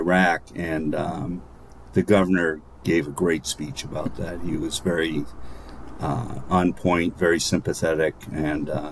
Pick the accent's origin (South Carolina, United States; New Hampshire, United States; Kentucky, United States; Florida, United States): New Hampshire, United States; Laconia; grew up in Laconia, and Laconia was famous for its state school.